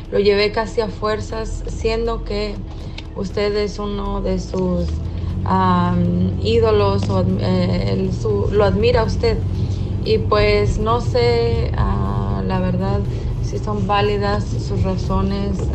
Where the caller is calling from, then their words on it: Phoenix, Arizona, United States; de Phoenix, Arizona y me encanta escuchar a César Lozano.